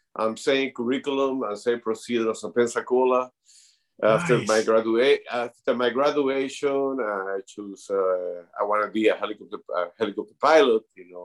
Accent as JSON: {"language": "English", "country": "Peru"}